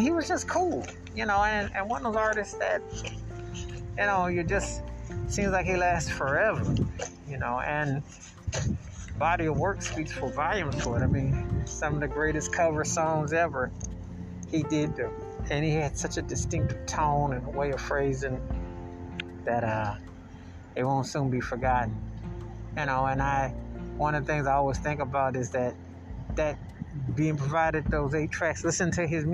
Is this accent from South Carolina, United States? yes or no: no; Buffalo, New York, United States; I was born and raised in Buffalo, New York